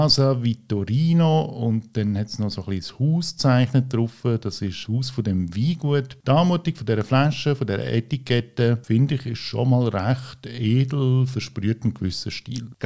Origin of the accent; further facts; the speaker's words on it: Italy; Weil ich bin ja Italiener, ich habe auch den italienischen Pass